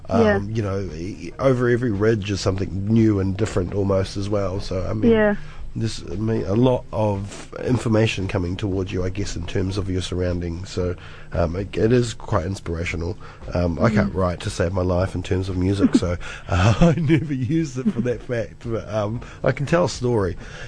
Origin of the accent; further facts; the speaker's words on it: Cromwell, Otago, New Zealand; I grew up in Central as well, just down the road in Cromwell. beautiful Cromwell.